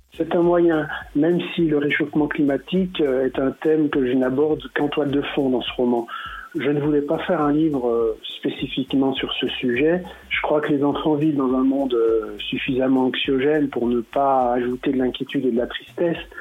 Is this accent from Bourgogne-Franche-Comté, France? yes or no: yes; Saint-Claude, Bourgogne-Franche-Comté, France; je suis né à Saint-Claude